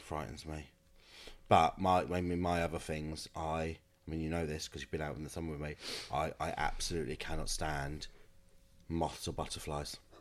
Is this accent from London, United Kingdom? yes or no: no; Kent, South East England, United Kingdom; moved away as an adult; now in Manchester, United Kingdom; I'm from Kent